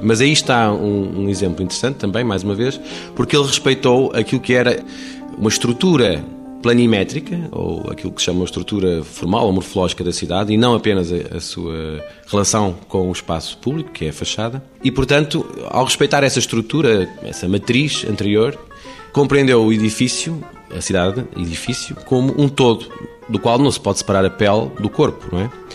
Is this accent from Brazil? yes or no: no; Porto, Norte, Portugal; do Porto, de onde venho.